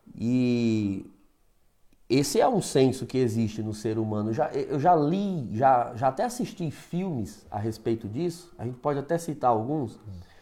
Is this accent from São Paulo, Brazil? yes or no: yes; Osasco, São Paulo, Brazil; eu sou natural de Osasco, né, eu venho de uma paróquia ali da região Santo Antônio